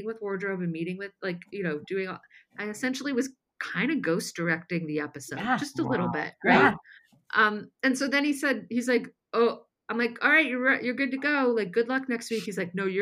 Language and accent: English; La Porte, Indiana, United States; moved away as an adult; now in Los Angeles, United States; my hometown newspaper